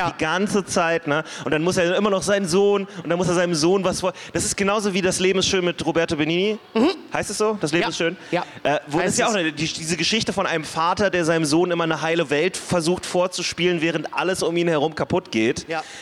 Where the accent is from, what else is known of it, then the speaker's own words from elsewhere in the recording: Berlin, Germany; Naja, ich bin in der Kurfürstenstraße groß geworden.